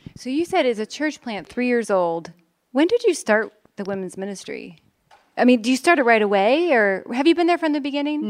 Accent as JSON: {"language": "English", "town": "Chicago", "region": "Illinois", "country": "United States", "moved": "yes", "lives_now": "Philadelphia, United States", "said": "I am from Chicago, Illinois originally, but I now live in Philadelphia, Pennsylvania"}